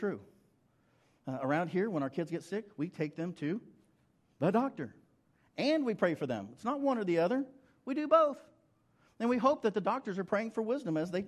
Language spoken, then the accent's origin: English; Western Oklahoma, United States; I grew up in Western Oklahoma